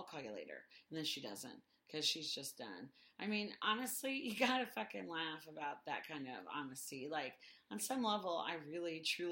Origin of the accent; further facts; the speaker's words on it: Indiana, United States; we're from Indiana